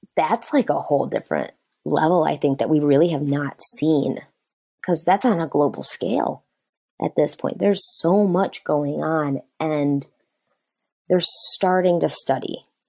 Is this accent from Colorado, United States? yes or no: no; Michigan, United States; I grew up and I'm from Michigan